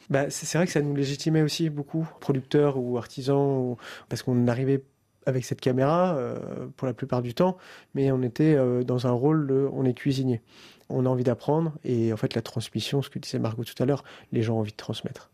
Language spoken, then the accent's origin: French; France; On est français